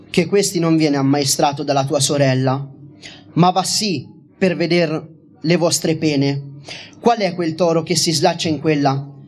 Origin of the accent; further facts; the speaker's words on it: Assisi, Umbria, Italy; considerando che io vengo da Sisi e quindi ci ha citato nella sua Divina Commedia